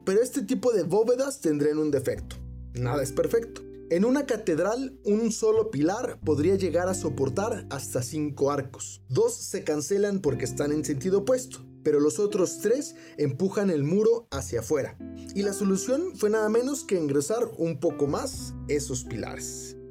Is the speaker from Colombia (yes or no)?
no; Guadalajara, Jalisco, Mexico; en mi ciudad natal, Guadalajara